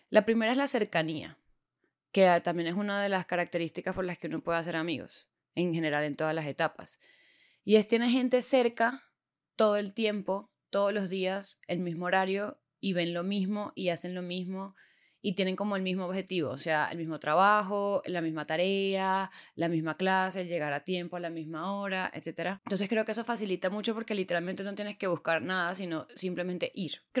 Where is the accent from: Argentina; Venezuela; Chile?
Venezuela; Puerto La Cruz, Anzoátegui; moved away as an adult; now in Bogotá, Colombia; Me mudé de país, me mudé de Venezuela a Colombia, me mudé de Puerto La Cruz, una ciudad pequeña costera, a Bogotá, una capital de, en ese momento, 8 millones de personas, a una universidad nueva.